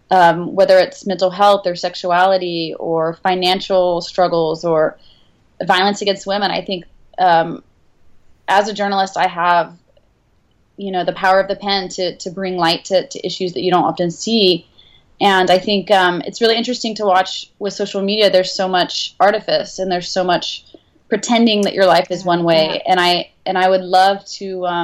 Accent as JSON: {"language": "English", "region": "the South", "country": "United States", "tie": "born or raised there", "said": "well, I grew up in the South. We moved around a lot um, because my stepdad was a professor"}